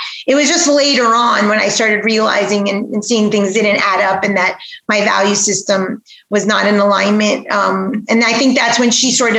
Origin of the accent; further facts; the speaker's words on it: Aventura, Florida, United States; also born or lived in New York / Weston, Florida; I grew up not too far from here in Aventura, Florida